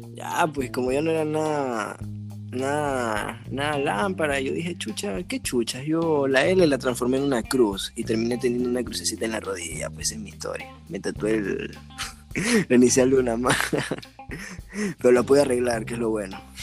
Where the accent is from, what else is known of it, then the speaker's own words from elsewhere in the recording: Ecuador; como humano ecuatoriano